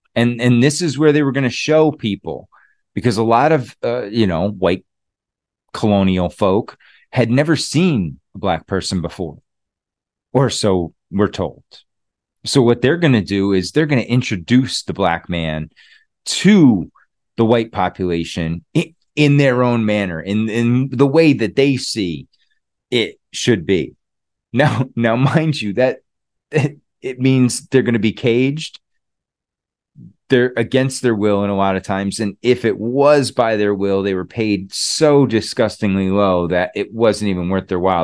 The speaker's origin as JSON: {"language": "English", "region": "Connecticut", "country": "United States", "tie": "born or raised there", "said": "I'm from Connecticut originally. Well, not really, I wasn't born there, but I spent most of my life in Connecticut."}